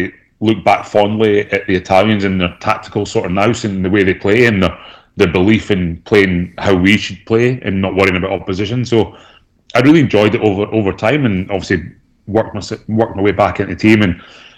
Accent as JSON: {"language": "English", "town": "Aberdeen", "region": "Scotland", "country": "United Kingdom", "tie": "born or raised there", "also_born_or_lived": "Cardiff", "moved": "as an adult", "lives_now": "Australia", "said": "I grew up in Aberdeen"}